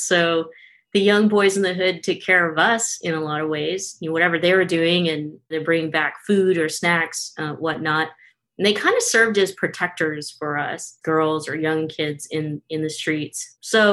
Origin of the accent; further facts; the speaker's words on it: Stockton, California, United States; I grew up in Stockton, California, so not far from Newman.